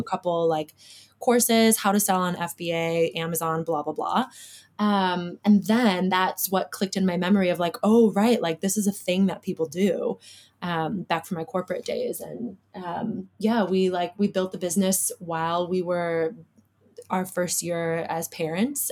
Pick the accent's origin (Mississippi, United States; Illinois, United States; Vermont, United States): Illinois, United States; Chicago; moved away as an adult; now in Perth, Australia; I'm born and raised in Chicago